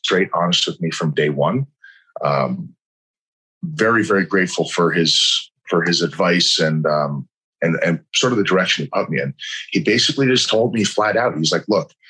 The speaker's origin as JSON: {"language": "English", "region": "New York", "country": "United States", "tie": "born or raised there", "said": "I was born and raised in New York"}